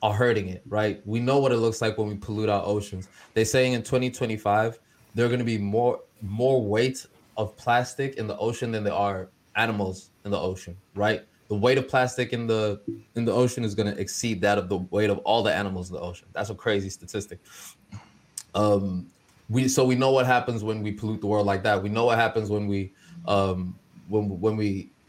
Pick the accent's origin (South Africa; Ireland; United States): South Africa; moved away; South Africa, my home country